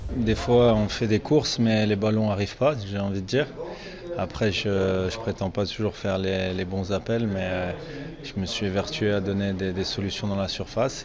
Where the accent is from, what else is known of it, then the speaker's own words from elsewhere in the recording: France; je suis français avant tout